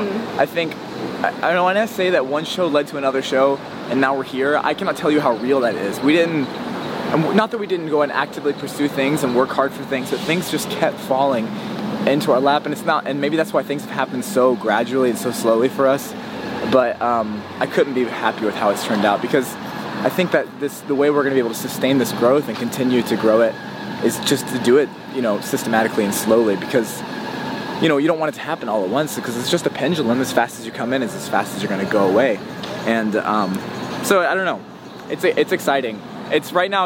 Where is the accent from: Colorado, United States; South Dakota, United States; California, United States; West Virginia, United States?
West Virginia, United States; moved away as an adult; also born or lived in Nashville; I was born in West Virginia and um, yeah, I grew up, basically I lived there until I was like 18